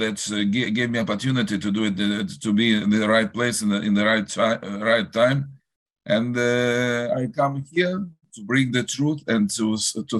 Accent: Saint Petersburg, Russia; English is a second language; moved away; also born or lived in Israel; I was born in Russia. I was born in Leningrad, and I lived there in North Russia.

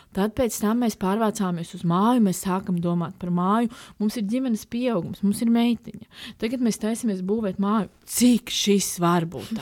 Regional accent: Ogre, Latvia; also born or lived in Riga; pārvācāmies uh, no Rīgas dzīvot uz, uh, uz manām bērnības mājām Ogrē

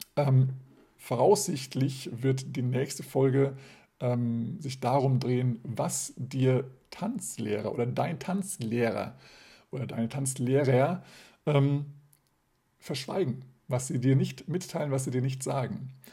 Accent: Germany; wir als Deutsche

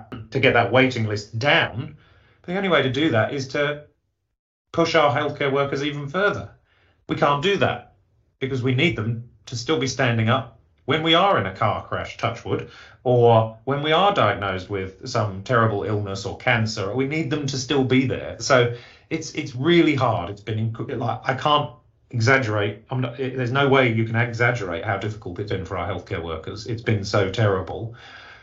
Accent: England, United Kingdom; accent: English; moved away; you can tell from my accent, that's where I was born

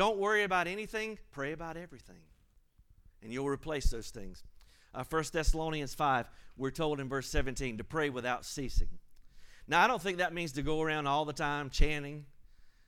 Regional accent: United States; I'm an American citizen

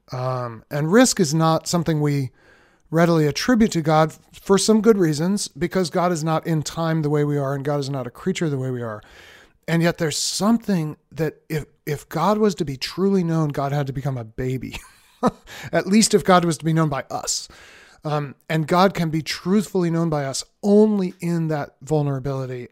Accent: Boston, Massachusetts, United States; moved away as an adult; also born or lived in Cambridge, Massachusetts / Philadelphia; We moved from Boston, where I'd lived my whole life

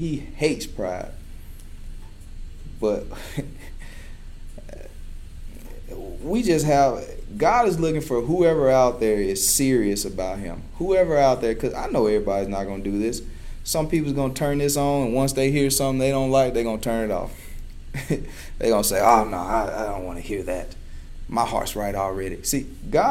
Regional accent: Chula, Mississippi, United States; growing up in a small town of Chula, Mississippi

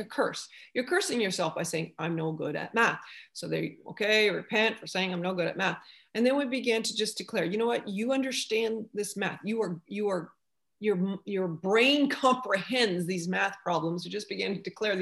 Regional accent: Canada; now in United States; being a Canadian, I'm in America now, but as a Canadian, you have to learn French.

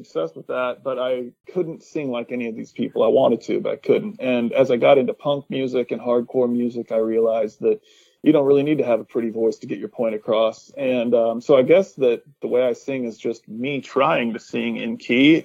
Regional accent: Utah, United States; I grew up in Utah in the 1980s

